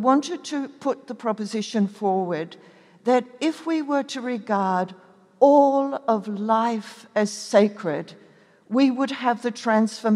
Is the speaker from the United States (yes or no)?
no; New Zealand; I was born in New Zealand